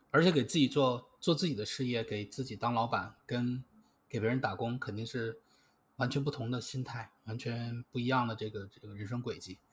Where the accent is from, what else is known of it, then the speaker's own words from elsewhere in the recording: China; 我们中国人